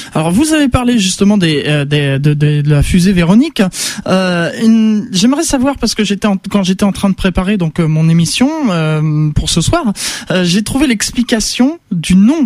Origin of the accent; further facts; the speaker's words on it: Vernon, Normandy, France; je suis Vernonnais. Je suis né à Vernon et ah, et j'habite pas très loin de Vernon